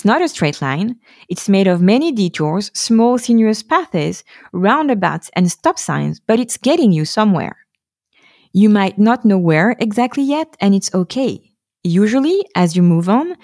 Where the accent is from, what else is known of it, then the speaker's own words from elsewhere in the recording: Paris, Île-de-France, France; moved away as an adult; now in Stockholm, Sweden; I was forced to start over in my hometown